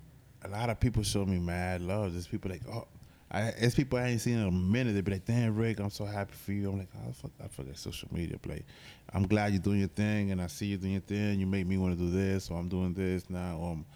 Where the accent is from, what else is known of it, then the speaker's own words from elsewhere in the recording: Florida, United States; Let's clear it up real quick. I come from Florida.